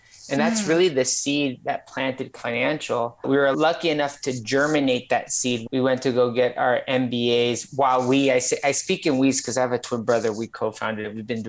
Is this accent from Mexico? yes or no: yes; Mexico; I would thereafter, quite frankly, enjoy the heck out of growing up in Mexico.